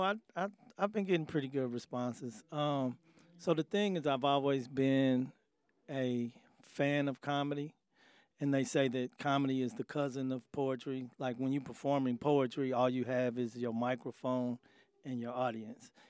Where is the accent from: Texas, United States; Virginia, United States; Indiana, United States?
Indiana, United States; Indianapolis; born and raised in Indianapolis